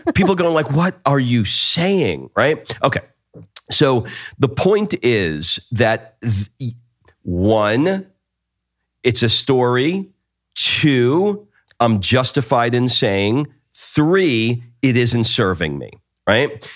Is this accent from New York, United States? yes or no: yes; New York, United States; growing up in New York, most of the Italians that were around me, my family included, were from the Naples area of Italy